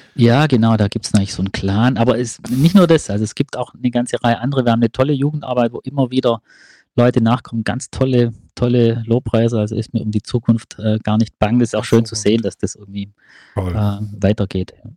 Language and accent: German; Ravensburg, Baden-Württemberg, Germany; ich komme aus Ravensburg